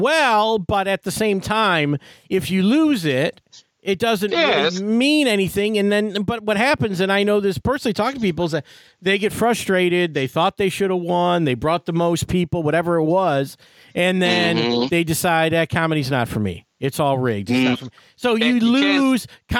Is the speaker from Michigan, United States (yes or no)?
yes; Detroit, Michigan, United States; And it was the same deal as a potluck, and because I was from Detroit, I had arranged, so I got to go on.